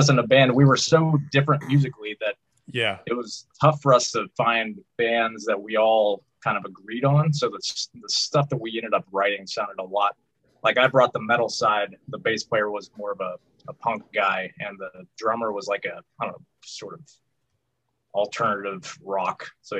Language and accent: English; Jane Lew, West Virginia, United States; I grew up in Jane Lou, West Virginia. So there was only, you know, it's a town of like less than 500 people.